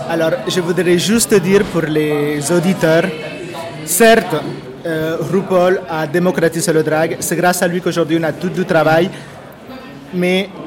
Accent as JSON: {"language": "French", "town": "Lyon", "region": "Auvergne-Rhône-Alpes", "country": "France", "said": "Je suis de Lyon."}